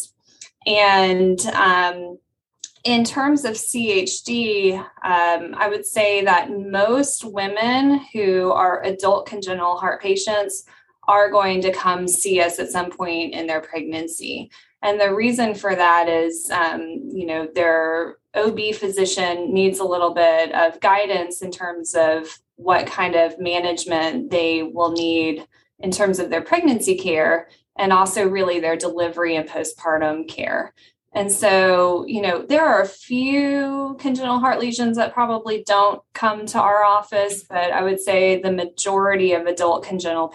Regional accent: Alabama, United States; moved away as an adult; also born or lived in North Carolina / St. Louis, Missouri; now in New Orleans, United States; I grew up in Alabama

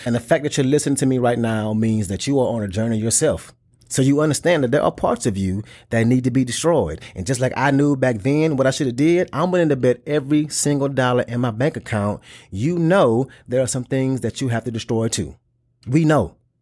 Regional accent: the South, United States; I'm from the South and I grew up around big cars

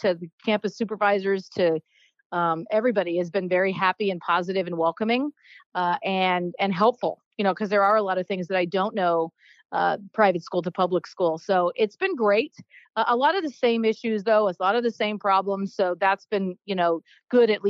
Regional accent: Maine, United States; moved away; I'm originally from Maine.

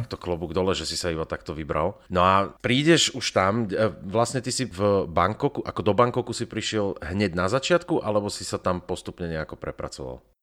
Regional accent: Slovakia; ja som zo Slovenska

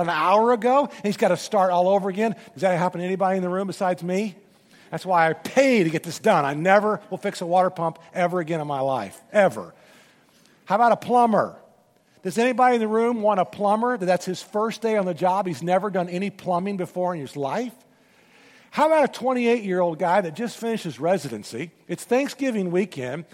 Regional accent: Memphis, Tennessee, United States; I'm from Memphis

